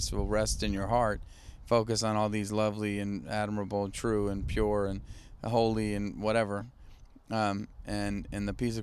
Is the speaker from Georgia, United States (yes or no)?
no; Maine, United States; I'm from Maine.